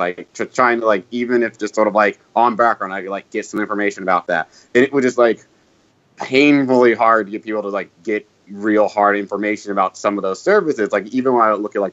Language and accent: English; North Carolina, United States; I'm from North Carolina